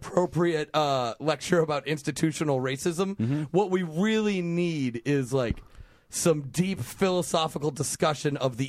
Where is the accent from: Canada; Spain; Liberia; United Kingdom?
Canada; They instinctually know that I'm Canadian